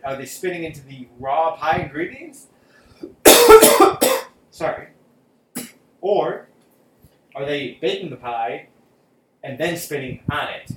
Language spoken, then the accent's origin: English; Michigan, United States; growing up in Michigan